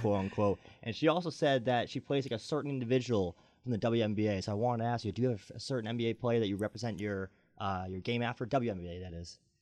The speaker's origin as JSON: {"language": "English", "town": "Boston", "region": "Massachusetts", "country": "United States", "moved": "yes", "said": "I'm from the Boston area"}